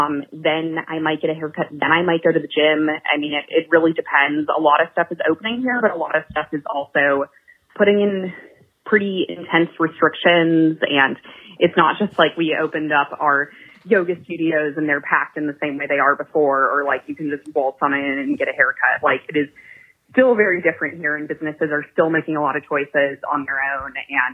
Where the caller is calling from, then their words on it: Atlanta, Georgia, United States; calling for Here For You, and I'm calling from Atlanta, Georgia.